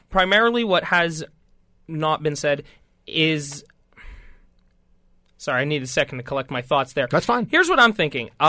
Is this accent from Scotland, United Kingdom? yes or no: yes; Scotland, United Kingdom; and I'm Scottish.